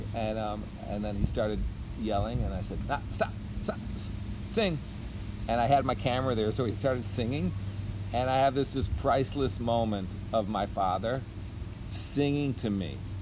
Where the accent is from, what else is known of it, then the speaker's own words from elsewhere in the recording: Skokie, Illinois, United States; also born or lived in Chicago, Illinois / northern Wisconsin; I grew up in Skokie, Illinois